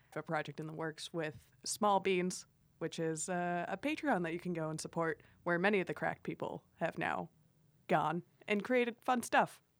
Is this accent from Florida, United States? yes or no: yes; Miami, Florida, United States; I grew up in Miami